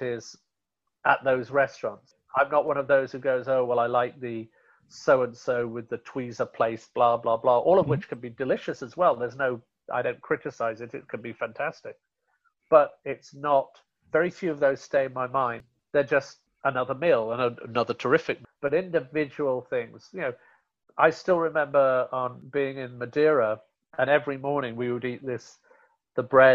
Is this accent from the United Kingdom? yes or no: yes; Rotherham, Yorkshire and the Humber, United Kingdom; moved away; Yorkshire, where I'm from originally, Rotherham